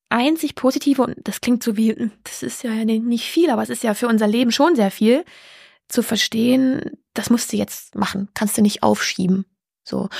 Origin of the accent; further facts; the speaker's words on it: East Germany, Germany; weil ich komme ja aus dem Osten, da kenne ich sehr viel.